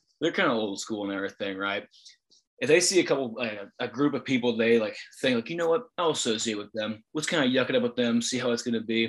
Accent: Springfield, Illinois, United States; we're from Springfield, Illinois.

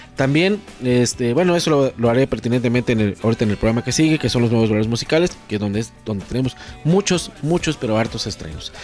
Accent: Mexico; soy mexicano

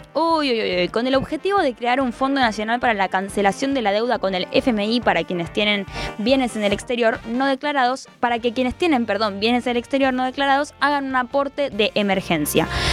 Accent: Argentina; nuestro país

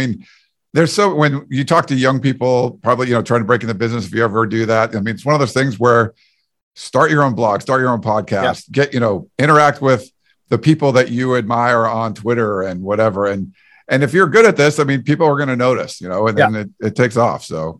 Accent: East Coast, United States; I came from the East Coast and I enjoyed writing.

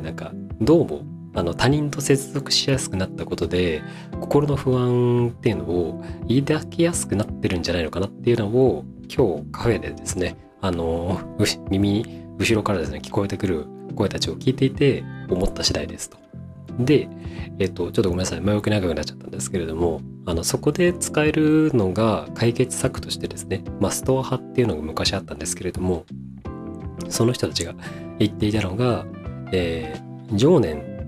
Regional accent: Tokai, Japan; まあ、東海地方の出身なんですけれども

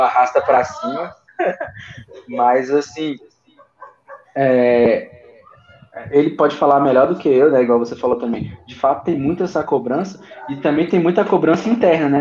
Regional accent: Brasília, Federal District, Brazil; a gente é de Brasília

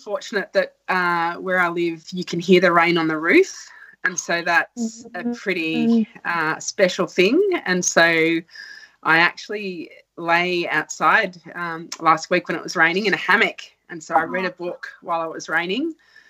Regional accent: New South Wales, Australia; I chose it because it was close to my hometown. So I remember I got accepted into Sydney Uni, but the city was too big and scary for me. So I went to the local uni that was 2 hours away.

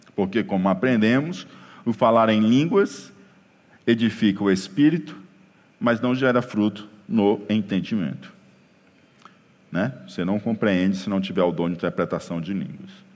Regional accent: Ceará, Brazil; no nosso caso aqui, cere-, cearenseis

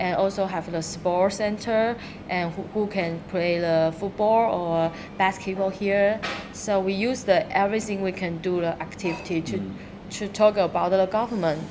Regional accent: Taiwan; English is a second language; moved away as an adult; now in Shenzhen, China; I come from Taiwan, so yeah. now I'm working in Shenzhen almost six year

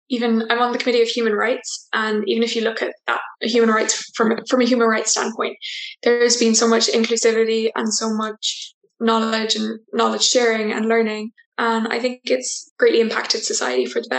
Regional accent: west of Ireland, Ireland; um, and I'm from the west of Ireland

